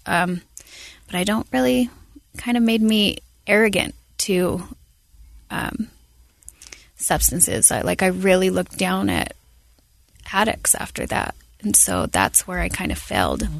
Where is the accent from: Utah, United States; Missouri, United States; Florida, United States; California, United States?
Utah, United States; Salt Lake City; I was born here in Salt Lake